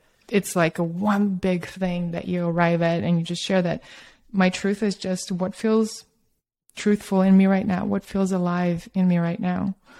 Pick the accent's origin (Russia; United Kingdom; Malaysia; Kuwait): Russia; also born or lived in Australia / New York / San Francisco; because I grew up in Soviet Russia and Australia, and then I moved to New York and San Francisco. I'm kind of a little bit from all over, but I did have a very Soviet upbringing